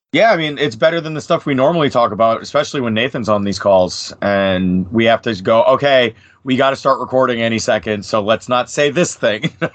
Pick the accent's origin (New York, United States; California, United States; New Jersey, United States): New Jersey, United States; Bergen County; I was born and was and raised in Bergen County, New Jersey